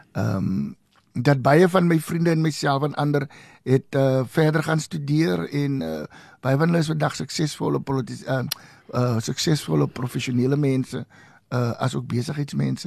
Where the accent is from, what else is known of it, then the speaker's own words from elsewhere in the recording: Oudtshoorn, Western Cape, South Africa; also born or lived in Vryburg, Northern Cape; daarna het ek groot geword en my hoërskoolopleiding in Oudtshoorn gekry